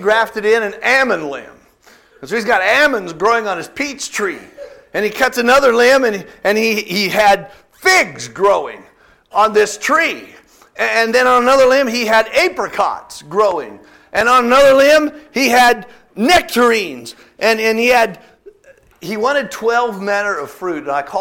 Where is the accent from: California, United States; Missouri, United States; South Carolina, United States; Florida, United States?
California, United States; moved away; I'm from California. I remember that Hanford sandy loam out there